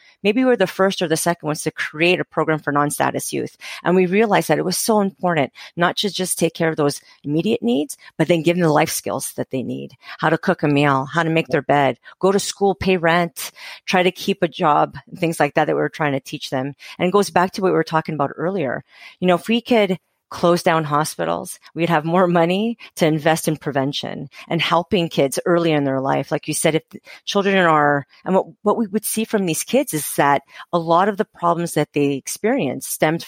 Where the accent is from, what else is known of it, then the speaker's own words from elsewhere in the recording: Montreal, Quebec, Canada; moved away as an adult; also born or lived in Calgary; I'm originally from Montreal